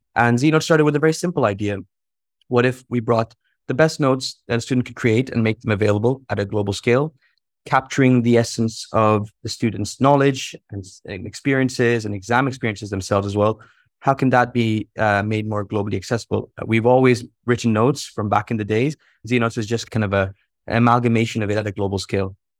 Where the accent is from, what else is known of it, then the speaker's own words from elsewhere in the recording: Jeddah, Makkah Province, Saudi Arabia; I'm dialing in from Jeddah, uh, and from a teenage bedroom